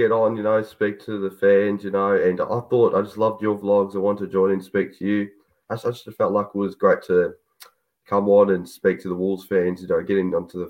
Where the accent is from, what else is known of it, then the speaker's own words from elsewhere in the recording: Melbourne, Victoria, Australia; I'm from Melbourne. It's the Southeast City.